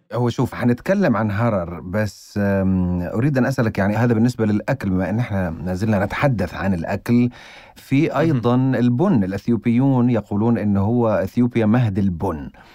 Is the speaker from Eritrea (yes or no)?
yes; Eritrea; also born or lived in Addis Ababa, Ethiopia; مولود في اديس ابابا بس يعني تركته آه. طفلا رضيعا وبما انه انا من اريتريا